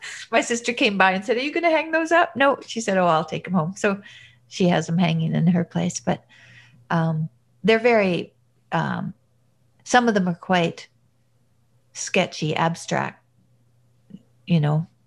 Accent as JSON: {"language": "English", "town": "Fairview", "region": "Alberta", "country": "Canada", "tie": "born or raised there", "also_born_or_lived": "Montreal / Boston", "accent": "Alberta", "moved": "yes", "lives_now": "Toronto, Canada", "said": "I'm from Alberta, and yeah. I lived in Montreal, and I lived in Boston, and now I live in Toronto. So my Alberta accent that people say they recognize. Oh, I don't think it's as strong as some of the people that I grew up with that are still there."}